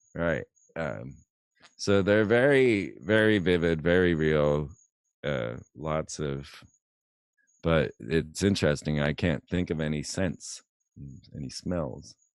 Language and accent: English; Orlando, Florida, United States; Orlando, Florida.